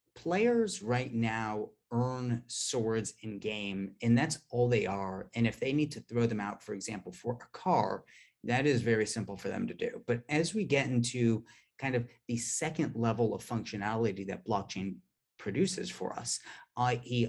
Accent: Palo Alto, California, United States; I'm from Palo Alto originally

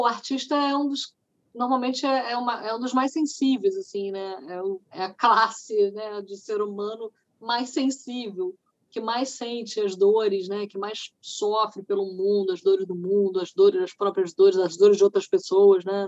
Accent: Niterói, Rio de Janeiro, Brazil; Niterói, que é a minha cidade natal

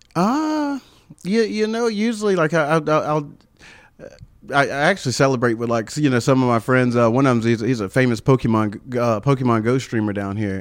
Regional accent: Travelers Rest, South Carolina, United States; accent: country; also born or lived in Marietta, South Carolina; T R, Traveler's Rest, went to T R High School

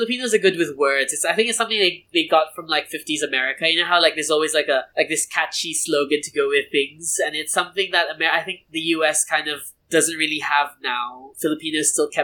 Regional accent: Brunei; first language English; In Brunei, it was a slightly different story growing up

